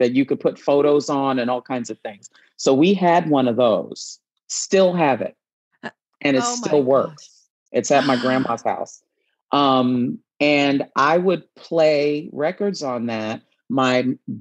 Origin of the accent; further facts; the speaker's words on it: New York City, New York, United States; I grew up in New York City